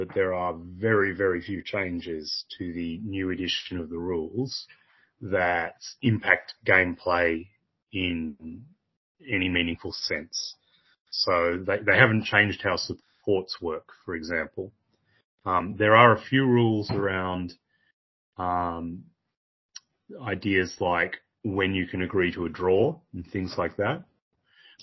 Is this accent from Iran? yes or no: no; Australia; as an Australian